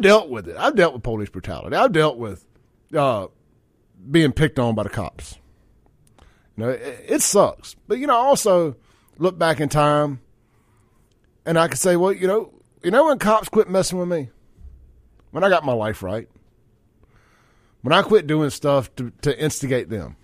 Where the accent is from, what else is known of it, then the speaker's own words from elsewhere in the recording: Jackson, Mississippi, United States; a Jacksonian